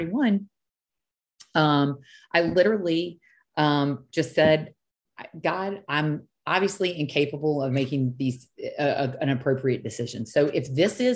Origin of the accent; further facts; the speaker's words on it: South Louisiana, United States; I am from South Louisiana